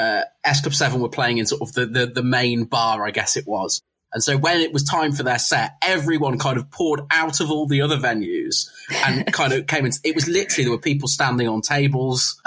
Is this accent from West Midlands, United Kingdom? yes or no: yes; Coventry, West Midlands, United Kingdom; I'm from Coventry, so I lived very, very near Warwick University